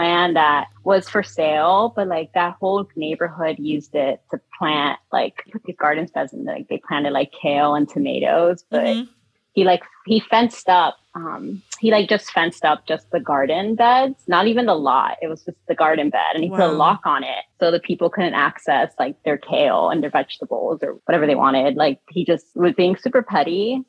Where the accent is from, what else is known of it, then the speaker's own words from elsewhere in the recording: Philadelphia, Pennsylvania, United States; No, I'm from Philly. Like, I don't care.